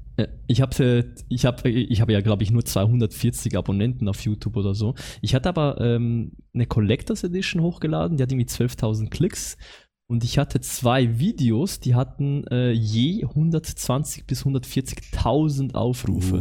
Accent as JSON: {"language": "German", "country": "Switzerland", "accent": "Swiss German", "said": "ich komme aus der Schweiz"}